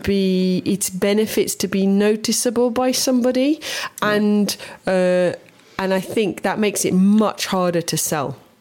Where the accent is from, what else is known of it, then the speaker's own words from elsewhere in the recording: Bosnia & Herzegovina; also born or lived in England; now in Croatia; where I grew up in Herzegovina